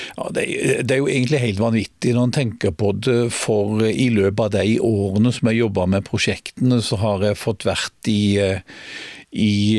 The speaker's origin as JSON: {"language": "Norwegian", "town": "Grimstad", "region": "Agder", "country": "Norway", "tie": "born or raised there", "also_born_or_lived": "Oslo"}